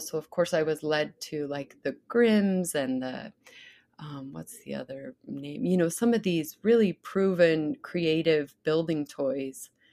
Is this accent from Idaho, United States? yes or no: yes; Idaho, United States; also born or lived in Sun Valley, Idaho; growing up in Idaho